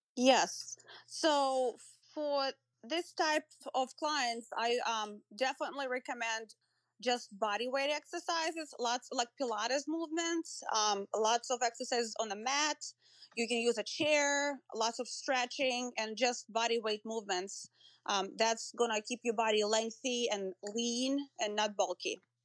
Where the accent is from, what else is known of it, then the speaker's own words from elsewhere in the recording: Moscow, Russia; moved away as an adult; now in United States; I grew up in Russia, in Moscow, um, and I came to the U S, um, when I was nineteen